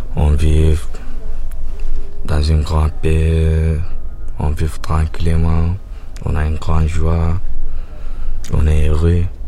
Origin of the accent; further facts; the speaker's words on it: Sudan; moved away as an adult; also born or lived in Libya / Germany; now in Calais, France; chez moi au Soudan